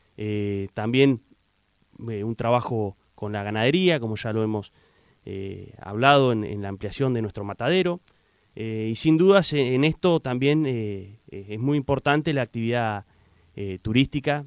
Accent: Puerto Deseado, Santa Cruz, Argentina; soy nacido en Puerto Deseado

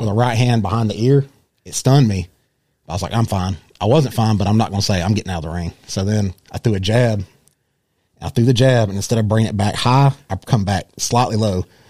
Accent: Rome, Georgia, United States; I was born and raised here in Rome

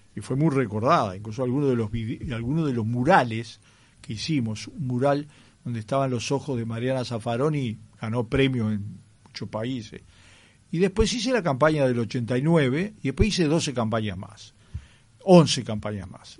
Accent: Sicily, Italy; now in Uruguay; yo soy nacido en Sicilia

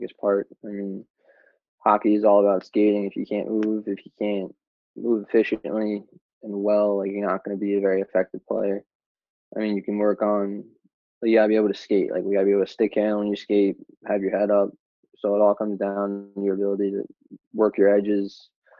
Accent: Long Island, New York, United States; also born or lived in Boston; I played for the Long Island Gulls

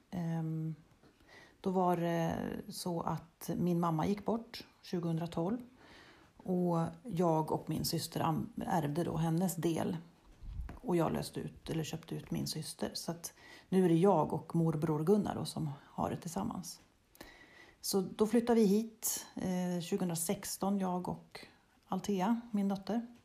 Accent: Bärlinge, Uppsala County, Sweden; moved away as an adult; also born or lived in Strömstad; now in Harbonäs, Sweden; jag är uppväxt i Bärlinge ehm, och gick i skola där.

